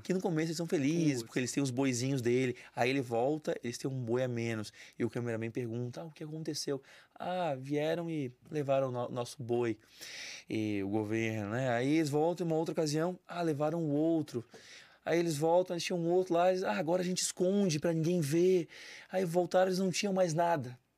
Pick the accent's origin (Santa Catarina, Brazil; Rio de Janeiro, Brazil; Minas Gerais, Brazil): Santa Catarina, Brazil; São José; Eu sou de São José, na verdade, cidade ao lado